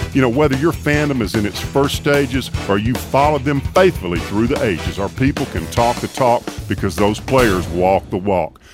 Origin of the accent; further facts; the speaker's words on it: Tuscaloosa, Alabama, United States; Tuscaloosa, my hometown.